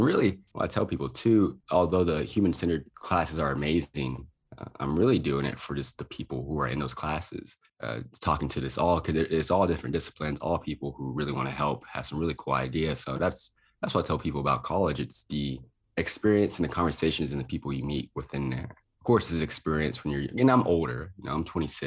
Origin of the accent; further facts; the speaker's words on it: Lubbock, Texas, United States; moved away as an adult; also born or lived in Boulder, Colorado; I went back to my hometown, Texas Tech in Lubbock, Texas